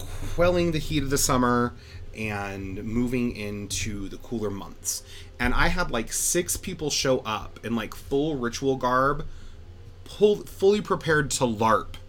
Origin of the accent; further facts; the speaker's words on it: West Haven, Utah, United States; I'm from West Haven. It's a quaint little town on the outskirts of Ogden.